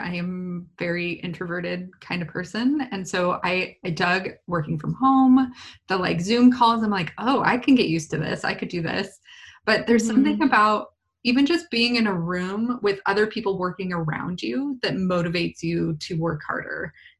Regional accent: Lakeside, California, United States; I grew up in Lakeside.

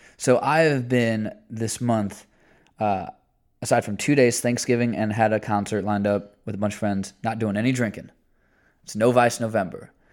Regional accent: Indiana, United States; I'm still from Indiana.

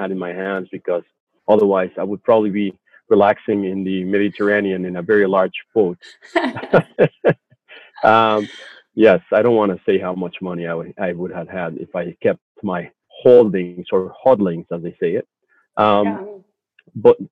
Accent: Mexico; moved away as an adult; now in Vancouver, Canada; I was originally born in Mexico and proud dual descent citizen of Canada and Mexico.

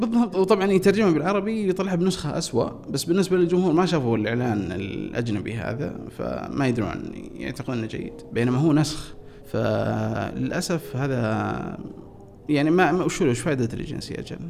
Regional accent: Riyadh, Riyadh Province, Saudi Arabia; born or raised there

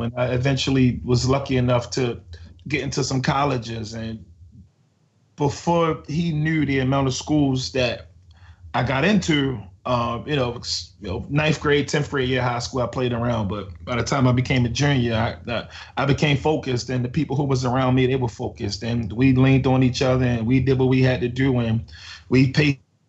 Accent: Baltimore, Maryland, United States; I was born and raised in East Baltimore.

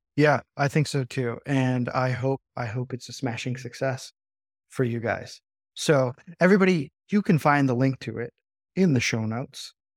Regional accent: United States; As an American

